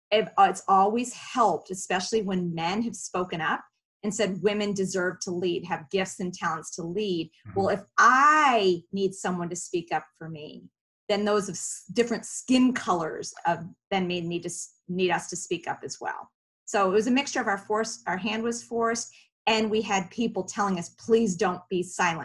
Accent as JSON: {"language": "English", "town": "Philadelphia", "region": "Pennsylvania", "country": "United States", "said": "I came from Philly, where that cultural melting pot, the East Coast, was right. natural."}